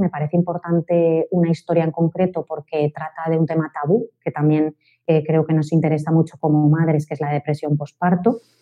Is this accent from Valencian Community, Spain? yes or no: yes; Valencia, Valencian Community, Spain; yo soy de Valencia